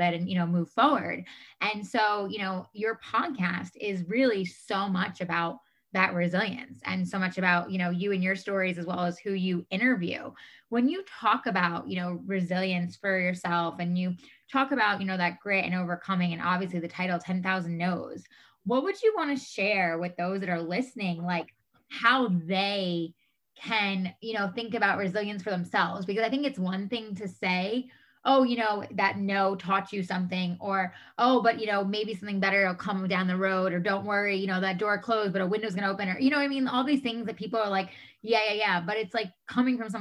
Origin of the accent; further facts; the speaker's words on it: New York, United States; moved away as an adult; now in California, United States; I'm originally from New York. I moved out to California 10 and a half years ago